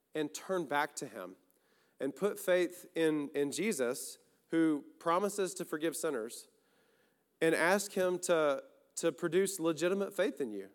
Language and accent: English; the South, United States; We have our own versions in the South